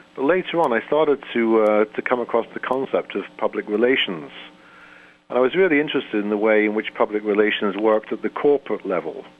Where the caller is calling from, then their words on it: St. Catharines, Ontario, Canada; I'm calling in from Canada